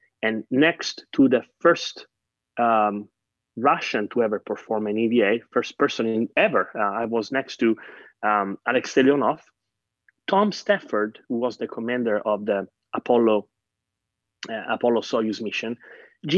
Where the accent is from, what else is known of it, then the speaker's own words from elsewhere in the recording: Catania, Sicily, Italy; moved away; I grew up in Sicily and my parents were teachers